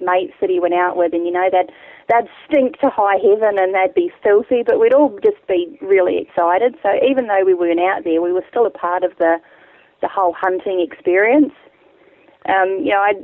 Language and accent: English; Wairarapa, Wellington, New Zealand; moved away as an adult; now in Australia; I've been in Australia for almost 10 years now. I grew up in fairly rural New Zealand, down on the lower east coast of the North Island in the Wairarapa